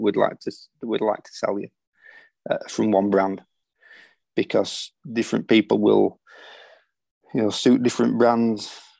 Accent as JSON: {"language": "English", "region": "Yorkshire and the Humber", "country": "United Kingdom", "said": "being a Yorkshireman"}